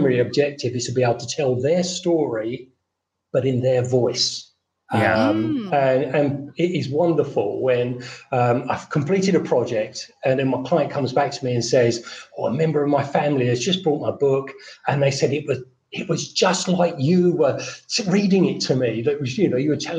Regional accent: London, United Kingdom; moved away as an adult; now in Fethiye, Turkey; I'm British. I was born in South London. I'm now retired and living in Fethiye, Turkey

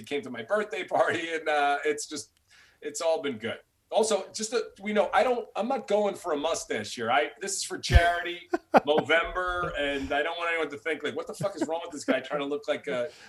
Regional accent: New York City, New York, United States; those are guys I grew up with in New York.

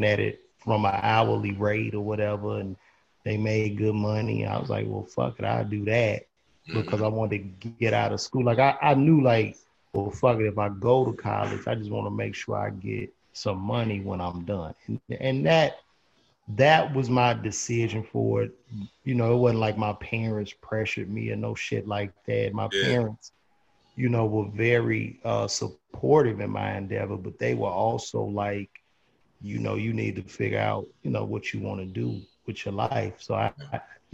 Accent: Chicago, Illinois, United States; growing up in the Midwest

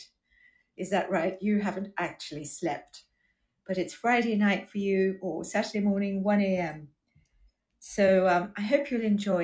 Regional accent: Durban, KwaZulu-Natal, South Africa; accent: Australian; also born or lived in Australia; now in United Kingdom; I grew up in South Africa

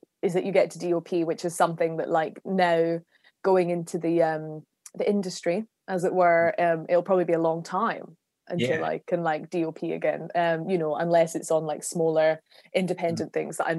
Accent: Glasgow, Scotland, United Kingdom; I'm from Scotland

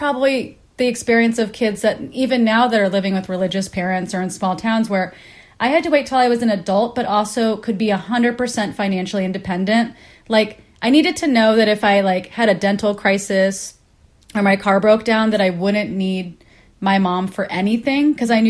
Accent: Kansas, United States; because I grew up in Kansas in a religious household.

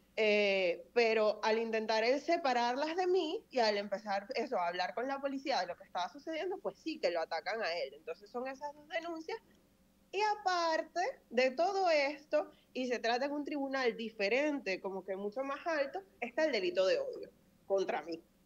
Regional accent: Venezuela; moved away as an adult; now in Spain; yo estoy muy orgullosa de ser tanto venezolana como española, porque ya yo llevo unos cuantos años aquí, yo me he ganado con, sudor y sangre mi nacionalidad española

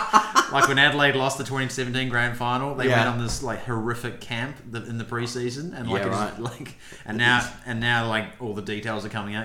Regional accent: New Zealand; moved away; I'm a New Zealander.

